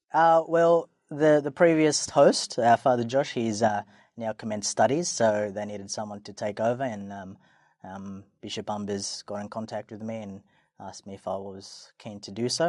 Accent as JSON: {"language": "English", "town": "Sydney", "region": "New South Wales", "country": "Australia", "tie": "born or raised there", "said": "I was born and raised in Sydney. Um, always a Sydney guy."}